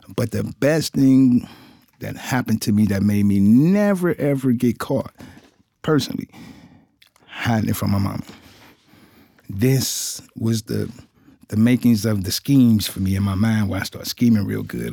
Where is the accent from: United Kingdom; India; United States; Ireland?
United States; Cincinnati, Ohio; I'm from Cincinnati, Ohio. I was born and raised there